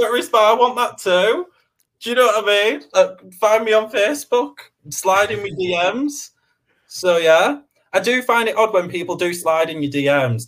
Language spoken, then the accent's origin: English; Preston, North West England, United Kingdom; I'm common. I'm from Preston